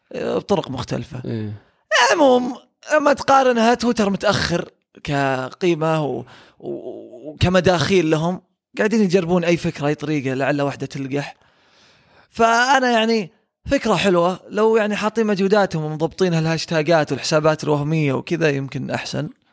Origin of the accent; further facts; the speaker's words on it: Saudi Arabia; عندنا في السعوديه